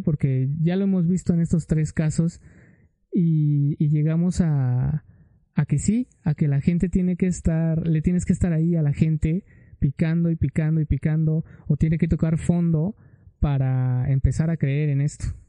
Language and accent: Spanish; Mexico; yo como mexicano que sí amo mi país